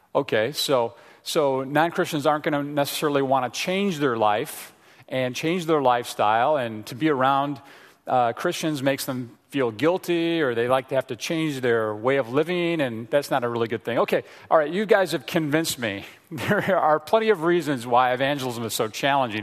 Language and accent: English; Frankfort, Indiana, United States; also born or lived in Chicago area, Illinois; we grew up in the Chicago area, and then we moved to a small town in Indiana called Frankfort, Indiana, okay? Home of the Frankfort hot dogs, all right? So I was a, in junior high and high school there growing up